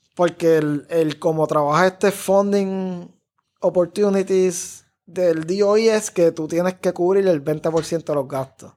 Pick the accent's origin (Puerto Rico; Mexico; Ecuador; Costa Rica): Puerto Rico; Cidra; moved away as an adult; yo crecí en Sidra, o sea, yo no crecí en San Juan, estudié en escuela pública